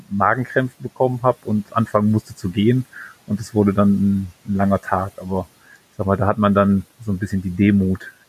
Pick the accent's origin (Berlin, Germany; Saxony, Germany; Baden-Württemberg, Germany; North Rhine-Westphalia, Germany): North Rhine-Westphalia, Germany; Aachen; ich komme aus Aachen und Maastricht ist ja, weiß ich nicht, Luftlinie irgendwie 40 Kilometer von hier